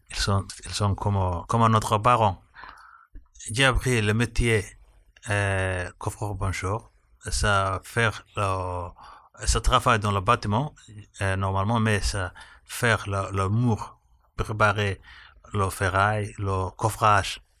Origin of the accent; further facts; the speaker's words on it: Somalia; French is a second language; moved away as an adult; now in France; j'ai 31 ans, je viens de Somalie, je suis arrivé en France depuis 3 ans